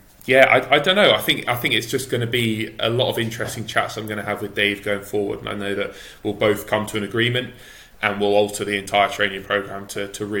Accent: England, United Kingdom; as an English swimmer

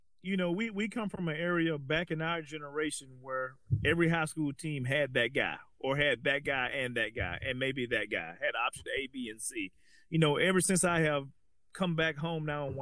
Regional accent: Muscle Shoals, Alabama, United States; we're from Muscle Shoals, Alabama, small town

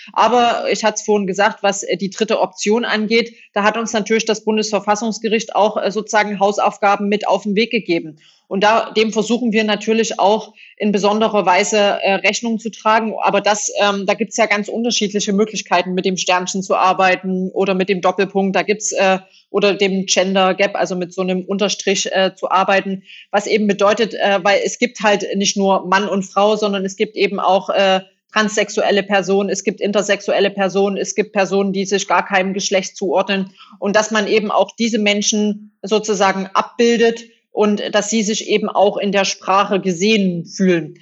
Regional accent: Saxony, Germany; accent: Saxon; moved away; also born or lived in Hesse / North Rhine-Westphalia; dass ich äh, sächsisch äh, spreche

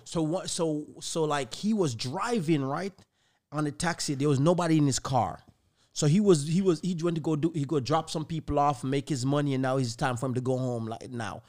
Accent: Jamaica; Growing up in Jamaica

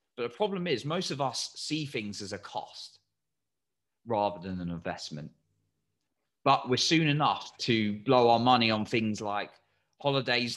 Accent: England, United Kingdom; I'm English

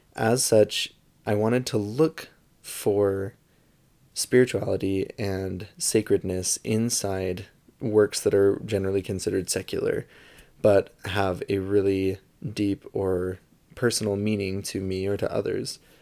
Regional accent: St. George, Utah, United States; now in Salt Lake City area, United States; I am from Saint George, Utah, which is a smaller town in southern Utah, kind of close to Las Vegas. and I was born and raised there

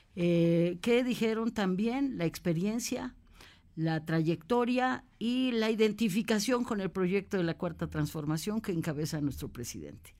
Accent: Puebla, Mexico; also born or lived in Mexico City; Yo soy poblana, poblana, orgullosa además poblana.

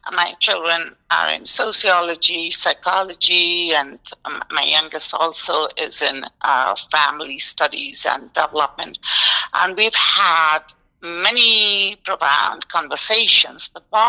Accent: New York, United States; now in Tucson, United States; Like, we grew up in New York. If anyone asks me where I'm from, I say I'm a New Yorker. I'm New York.

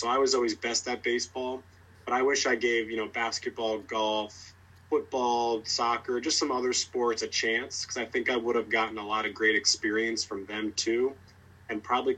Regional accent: New Jersey, United States; I grew up in New Jersey

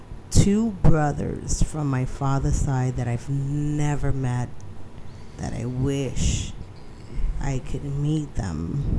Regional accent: New York City, New York, United States; The Bronx will be the Bronx. I was born in New York, in New York City, which back then it was Manhattan.

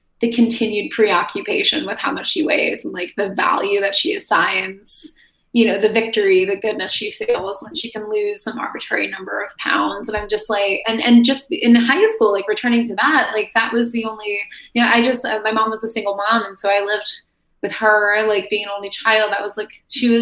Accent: Joliet, Illinois, United States; moved away; I'm from Joliet. I'm from like a southwest suburb of Chicago

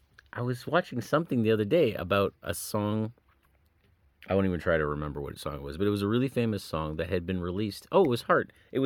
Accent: Pickering, Ontario, Canada; born there; I'm going to tell you, I was born in Pickering, Ontario.

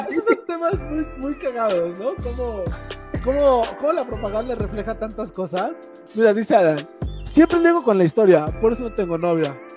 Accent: Mexico; nacimos en un país que es amigo de todo el mundo

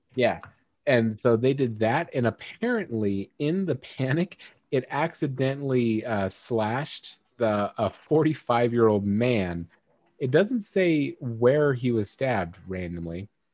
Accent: United States; I'm an American

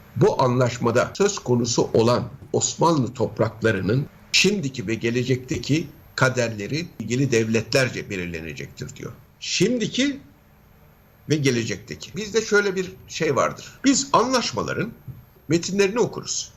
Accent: Turkey

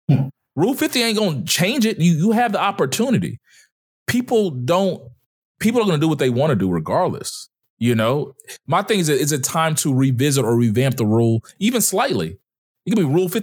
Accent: United States; I'm American

